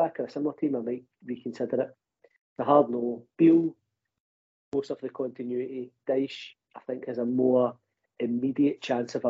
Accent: Scotland, United Kingdom

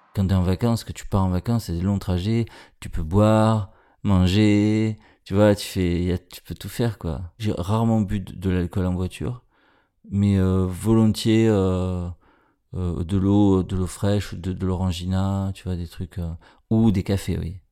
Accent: Marseille, Provence-Alpes-Côte d'Azur, France; Je suis né à Marseille, dans les quartiers nord, dans les années 70

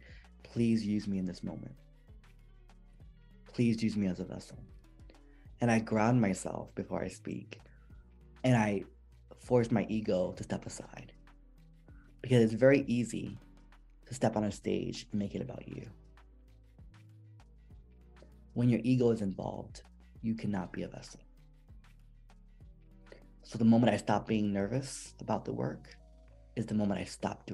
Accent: New Jersey, United States; I'm Puerto Rican and I'm from Jersey, right? And that's how we talk

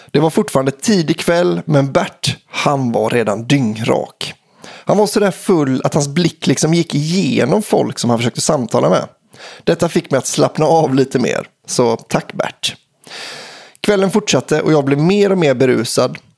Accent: Surte, Västra Götaland, Sweden; men mest av allt för att det är en historia som utspelar sig i min hemby, Surte.

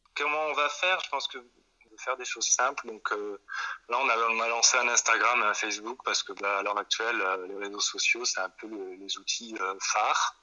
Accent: Toulouse, Occitania, France; now in Belgium; moi, d'abord, je viens de Toulouse, donc euh, on est quand même dans une région qui est assez chouette

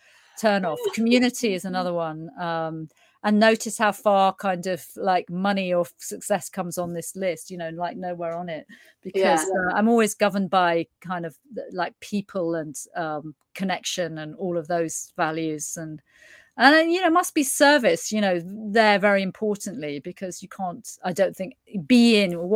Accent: United Kingdom; being British

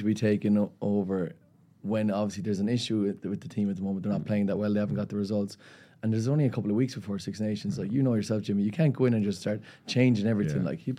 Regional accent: Limerick, Munster, Ireland; it's in my hometown of Limerick.

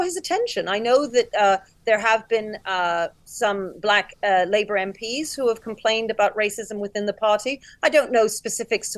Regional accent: United Kingdom; I'm black and I'm British

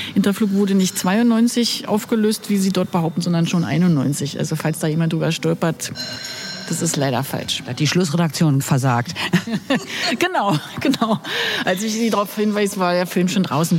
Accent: Berlin, Germany; ich bin Berlinerin

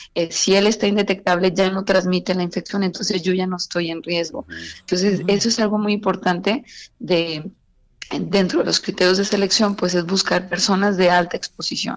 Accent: Mexico; nosotros como mexicanos

